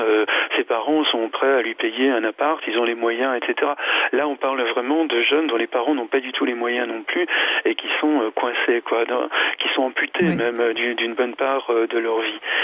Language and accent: French; France; chez nous en France